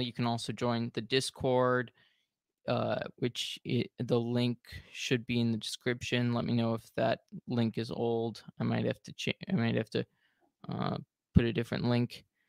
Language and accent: English; United States; being American